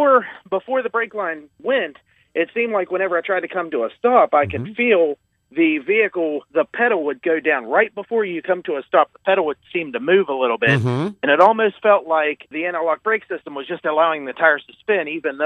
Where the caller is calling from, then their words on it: West Virginia, United States; Hey, I'm here from West Virginia giving you a call this morning.